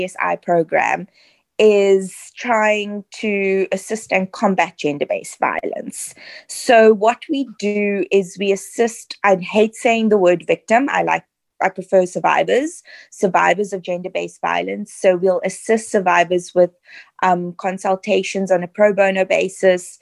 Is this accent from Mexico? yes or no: no; Cape Town, Western Cape, South Africa; also born or lived in Southern Suburbs, Cape Town; I grew up in the Western Cape in Mitchell's Plain. We then moved to the southern suburbs a bit later on in life.